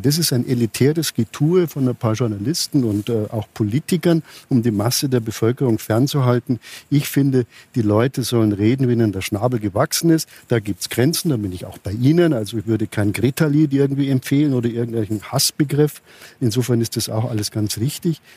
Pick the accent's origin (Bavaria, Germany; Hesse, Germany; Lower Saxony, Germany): Hesse, Germany; Frankfurt; in meiner Heimatstadt in Frankfurt